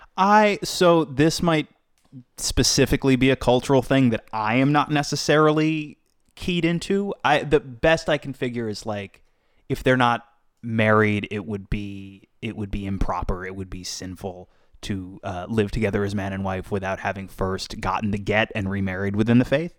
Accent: Boca Raton, Florida, United States; I grew up in South Florida

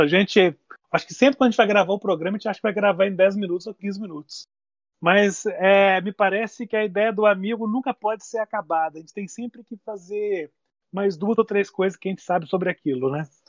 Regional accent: Lavras, Minas Gerais, Brazil; also born or lived in Niterói; now in Juiz de Fora, Brazil; O Milton é de Três Pontas, eu nasci ali perto, nasci em Lavras.

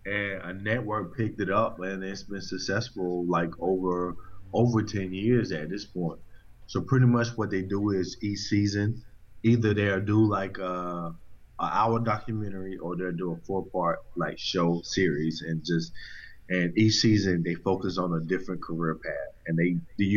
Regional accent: North Carolina, United States; moved away as an adult; also born or lived in DC, Maryland, Virginia area; now in DMV area, United States; Born and raised in North Carolina. Moved to this area, DMV area, like 5 years ago

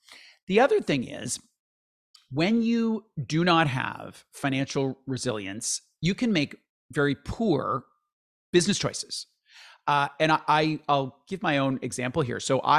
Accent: London, Ontario, Canada; No, like I grew up in London, Ontario in the 70s and 80s.

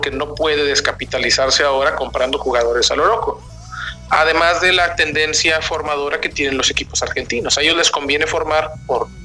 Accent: Mexico

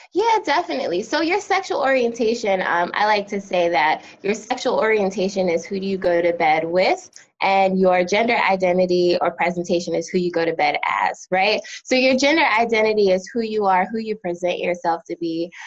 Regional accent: United States; moved away as an adult; also born or lived in New Jersey / Philadelphia, Pennsylvania; now in North Carolina, United States; I'm originally from New Jersey and Philadelphia, and so now living in North Carolina

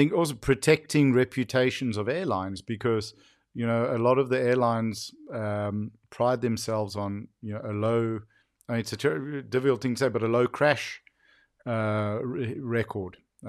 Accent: South Africa; growing up in South Africa

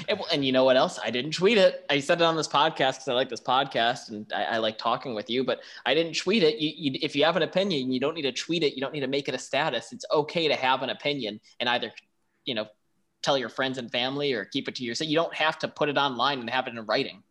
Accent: Buffalo, New York, United States; also born or lived in Washington, D.C. / Montana; now in New Orleans, United States; I'm from Buffalo, New York.

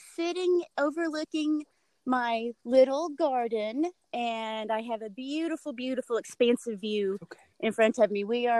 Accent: Harriman, Tennessee, United States; I grew up in Bullard Holler. And Bullard Holler is in Harriman, Tennessee, in the Tennessee Valley.

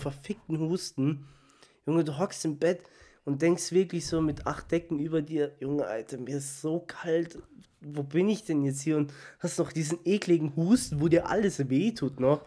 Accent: Munich, Bavaria, Germany; aus München

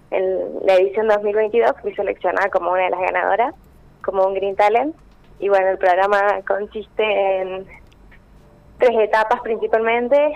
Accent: Villa del Rosario, Córdoba, Argentina; Sí, soy de Villa del Rosario.

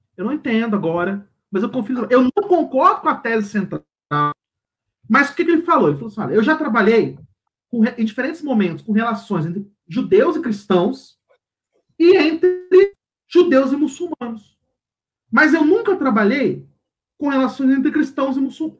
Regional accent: Brazil; sou terceiro mundo, eu sou brasileiro

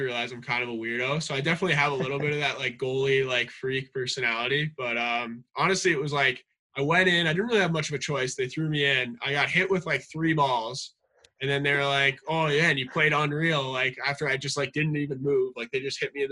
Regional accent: Canada; growing up in Canada

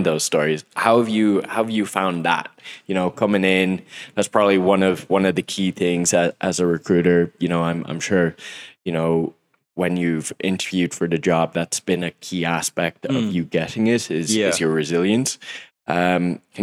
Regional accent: Mayo, Connacht, Ireland; I'm from Mayo

